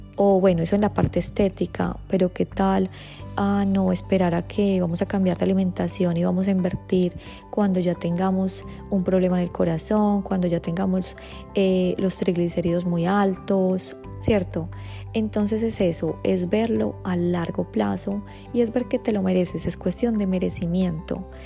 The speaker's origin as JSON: {"language": "Spanish", "country": "Colombia", "said": "soy de Colombia"}